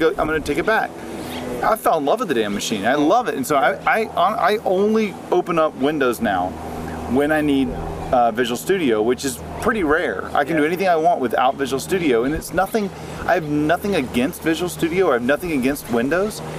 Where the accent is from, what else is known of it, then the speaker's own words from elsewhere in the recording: Florida, United States; I'm from Florida.